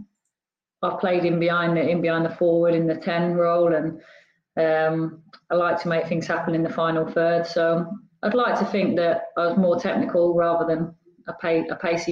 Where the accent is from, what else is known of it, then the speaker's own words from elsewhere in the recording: Torquay, South West England, United Kingdom; moved away; I grew up in Torquay on an estate called Whatcombe